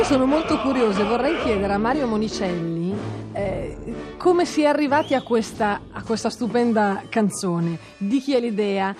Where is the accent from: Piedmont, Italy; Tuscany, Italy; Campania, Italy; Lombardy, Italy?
Tuscany, Italy; io sono toscano e queste cose sono state tutte avvenute in Toscana